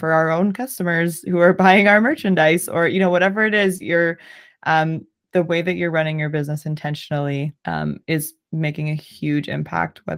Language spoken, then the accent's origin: English; Southern Ontario, Canada; I'm from Southern Ontario